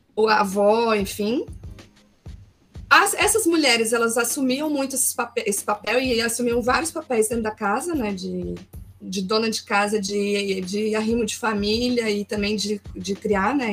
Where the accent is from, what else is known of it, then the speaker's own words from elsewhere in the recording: Brasília, Federal District, Brazil; also born or lived in Porto Alegre; eu sou de Brasília, estou ah, morando tá. aqui agora, mas eu Deixa morei em Porto Alegre uhum. seis, seis anos. Voltei para cá agora em novembro.